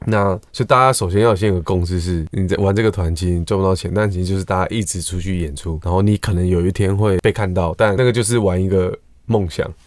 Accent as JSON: {"language": "Chinese", "region": "Taipei", "country": "Taiwan", "said": "我也是台北人"}